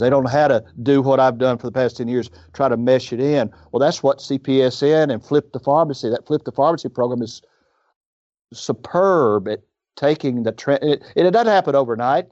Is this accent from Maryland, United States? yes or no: no; Iuka, Mississippi, United States; I grew up in Iuka, uh, which is where his story is. It's up on the Tennessee River.